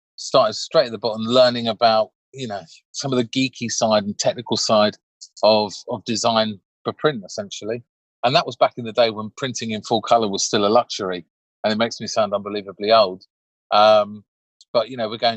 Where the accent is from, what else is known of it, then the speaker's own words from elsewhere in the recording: Crawley, South East England, United Kingdom; I grew up in Crawley in West Sussex